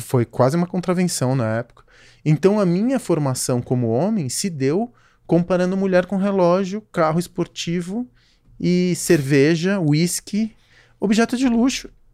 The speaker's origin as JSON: {"language": "Portuguese", "region": "São Paulo", "country": "Brazil", "tie": "born or raised there", "said": "como garoto de classe média baixa, crescendo em São Paulo"}